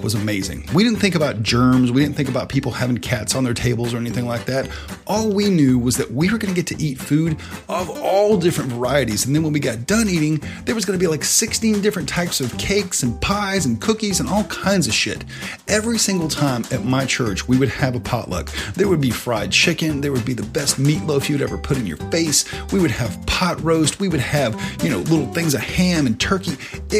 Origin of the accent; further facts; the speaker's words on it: the South, United States; when you were growing up in the South